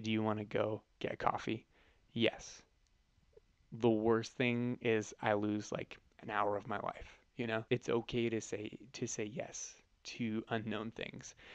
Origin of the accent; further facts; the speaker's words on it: Northern California, United States; moved away as an adult; now in San Diego, United States; I was born and raised in Northern California